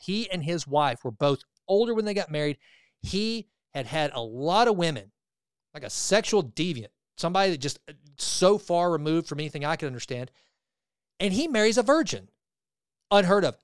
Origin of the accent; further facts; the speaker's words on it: the South, United States; I grew up in the South, right? I grew up in the buckle of the Bible Belt